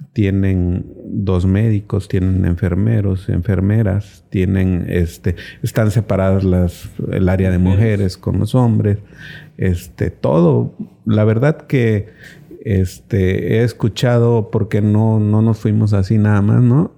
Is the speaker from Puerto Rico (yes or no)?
no; Cintalapa, Chiapas, Mexico